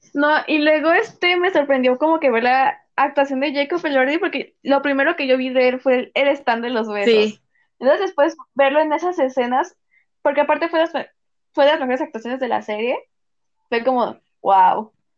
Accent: Mexico; Ya no somos mexicanas

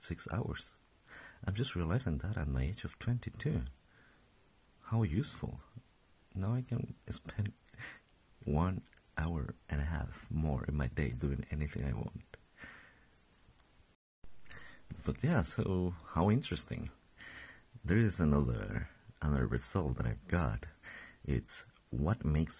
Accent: Colombia; English is a second language; moved away as an adult; now in Stockholm, Sweden; I was born and raised in Colombia. I've been living there for my past 22 years.

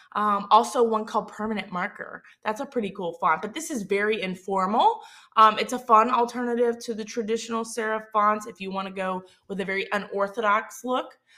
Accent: Southern Mississippi, United States; accent: Southern Mississippi; my Southern Mississippi accent

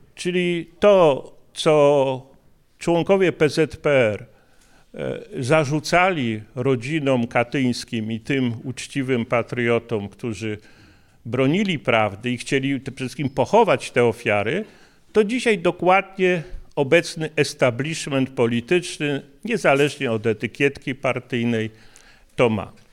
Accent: Kraków, Lesser Poland, Poland; ja jestem urodzony w Krakowie

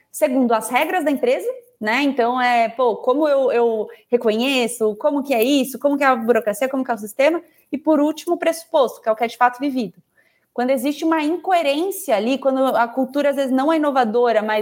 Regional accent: Goiás, Brazil; Eu sou goiana, em Goiânia a gente fala que não adianta só você botar o ovo, você precisa chocar.

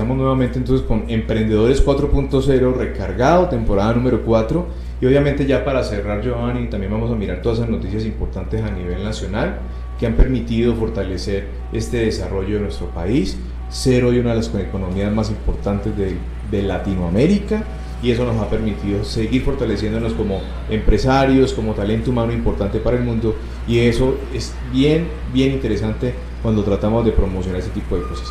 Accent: Colombia; como colombiano

